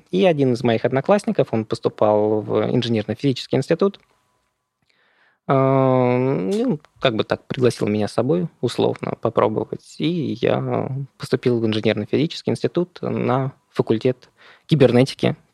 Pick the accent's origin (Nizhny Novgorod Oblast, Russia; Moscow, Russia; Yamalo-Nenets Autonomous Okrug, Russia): Moscow, Russia; Я вырос в Москве